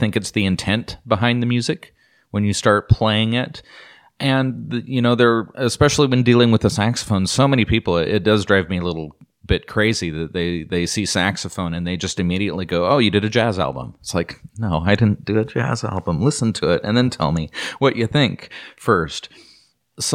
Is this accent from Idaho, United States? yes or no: yes; Idaho, United States; Growing up in Idaho, if you were to go to McCall or you go to Sun Valley, Ketchum area, or you just travel around in some of these smaller towns, we have a little touristy towns